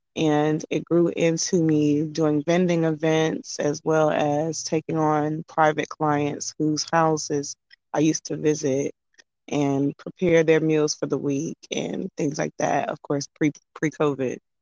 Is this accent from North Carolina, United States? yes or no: yes; Durham, North Carolina, United States; also born or lived in Brooklyn, New York; I'm from Brooklyn, New York, but I was raised in Durham, North Carolina.